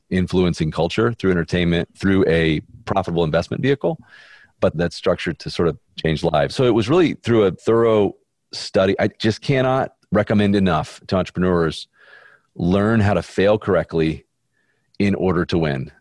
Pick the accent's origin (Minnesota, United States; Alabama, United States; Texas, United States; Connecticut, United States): Alabama, United States; Birmingham; I'm from Birmingham, Alabama, and Baptist